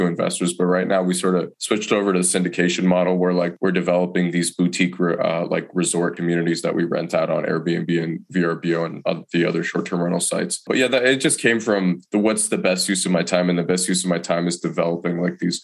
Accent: Detroit, Michigan, United States; moved away as an adult; now in Asheville, United States; I'm originally from Detroit, Michigan. I didn't want to move back to Detroit

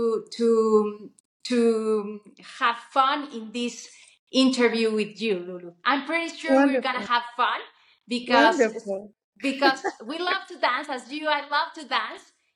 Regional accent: Mexico; also born or lived in Mexico City; I'm from Mexico. I live in Mexico City.

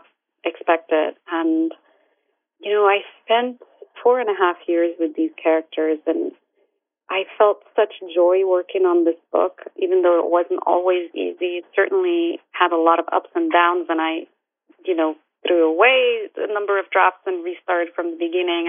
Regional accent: Morocco; English is a second language; moved away as an adult; also born or lived in London, United Kingdom; now in United States; I was born and raised in Morocco

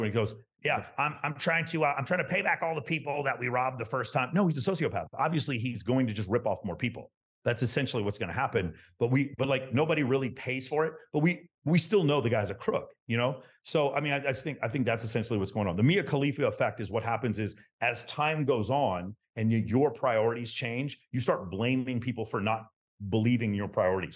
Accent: Texas, United States; I grew up in Texas in the nineteen eighties.

